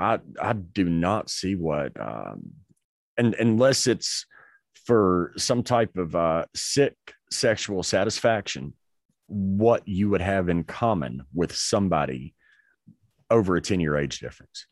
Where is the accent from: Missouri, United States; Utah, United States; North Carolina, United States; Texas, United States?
North Carolina, United States; I grew up in North Carolina